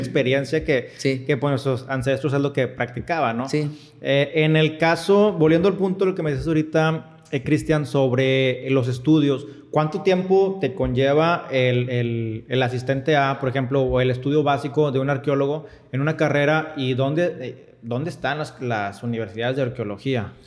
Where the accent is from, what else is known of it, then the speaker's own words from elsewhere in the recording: Monterrey, Nuevo León, Mexico; yo estoy de Monterrey